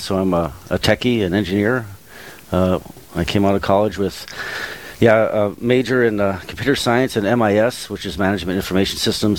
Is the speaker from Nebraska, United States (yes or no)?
no; Esmond, North Dakota, United States; moved away as an adult; also born or lived in Colorado; now in Grand Forks, United States; I grew up in the little town of Esmond, North Dakota.